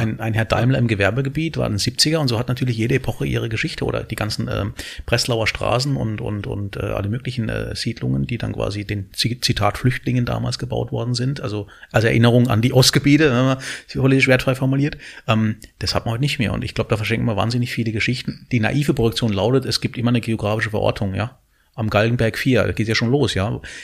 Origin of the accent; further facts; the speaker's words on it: Southern Germany, Germany; als Süddeutscher